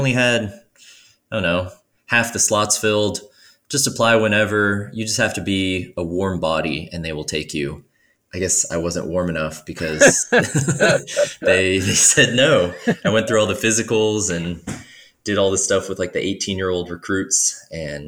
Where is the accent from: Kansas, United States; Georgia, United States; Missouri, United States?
Georgia, United States; moved away as an adult; also born or lived in Virginia; I'm from Georgia originally